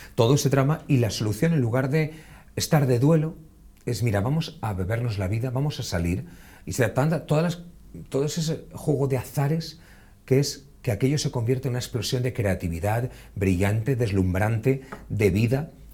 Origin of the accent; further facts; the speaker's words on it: Buñol, Valencian Community, Spain; visitar Buñol, vean el castillo y vean todo lo que ofrece un pueblo bonito como los que tenemos, pero en este caso es el mío